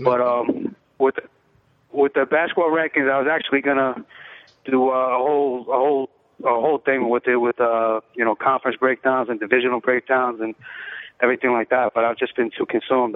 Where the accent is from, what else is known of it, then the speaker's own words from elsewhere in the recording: New York City, New York, United States; also born or lived in Bronx / Brooklyn; I grew up in the Lower East Side